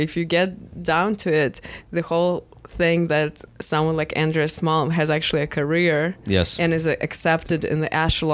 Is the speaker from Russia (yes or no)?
yes; Russia; moved away; I come from Russia where it's impossible.